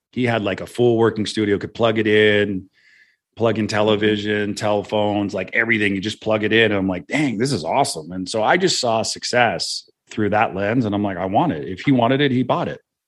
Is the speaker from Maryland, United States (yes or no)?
no; Santa Cruz, California, United States; where I grew up in Santa Cruz